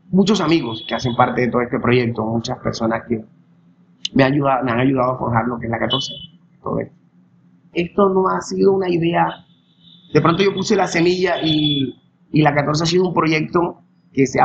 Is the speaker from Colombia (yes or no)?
yes; Sincelejo, Sucre, Colombia; Yo soy de aquí y la verdad siempre he vivido aquí. Me encanta mi pueblo. Me encanta Cincelejo.